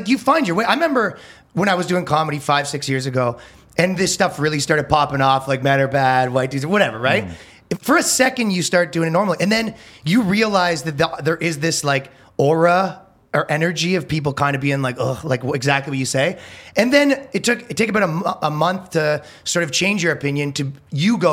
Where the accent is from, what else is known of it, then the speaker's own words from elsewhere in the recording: Toronto, Ontario, Canada; moved away as an adult; now in United States; I came from Canada, right? Mm-hmm. We're from Toronto